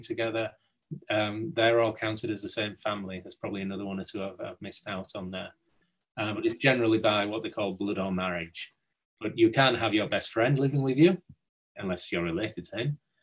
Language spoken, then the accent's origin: English; Hull, Yorkshire and the Humber, United Kingdom; I'm from from Hull. Um, grew up near Hull